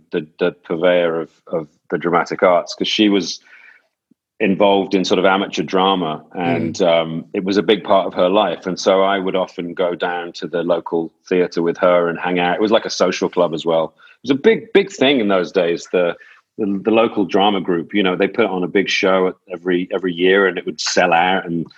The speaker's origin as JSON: {"language": "English", "town": "Gloucester", "region": "South West England", "country": "United Kingdom", "said": "I was from Gloucester, and Gloucester didn't feel like a particular sort of wellspring of opportunity"}